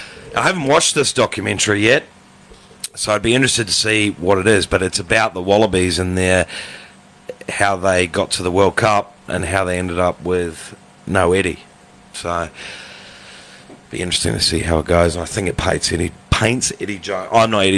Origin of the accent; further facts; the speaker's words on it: New Zealand; now in Australia; being a Kiwi.